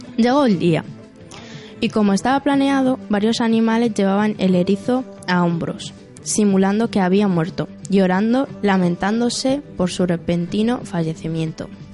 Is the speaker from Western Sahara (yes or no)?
yes; Western Sahara; also born or lived in Cantabria; now in Torrelavega, Spain